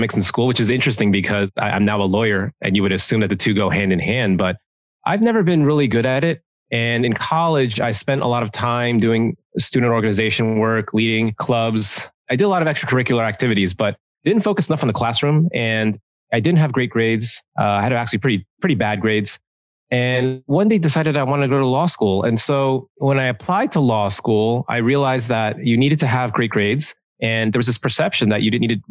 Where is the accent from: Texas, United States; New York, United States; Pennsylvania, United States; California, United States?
New York, United States; New York City; I was born in Brooklyn, New York, raised in New York. A really proud New Yorker.